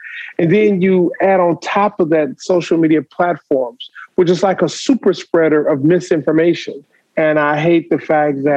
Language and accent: English; Detroit, Michigan, United States; Growing up in Detroit, I used to watch Coleman Young.